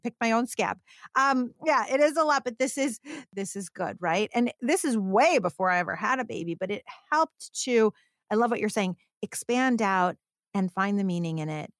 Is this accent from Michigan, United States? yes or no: yes; Detroit, Michigan, United States; When I started my career, I was actually in automotive because I'm from Detroit.